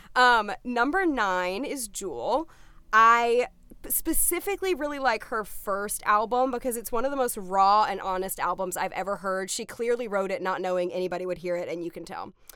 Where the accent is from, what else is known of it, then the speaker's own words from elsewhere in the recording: the South, United States; I'm from the South